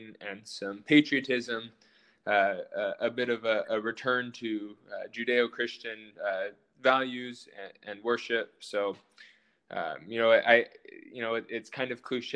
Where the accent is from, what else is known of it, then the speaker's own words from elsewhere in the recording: United States; as Americans, as American citizens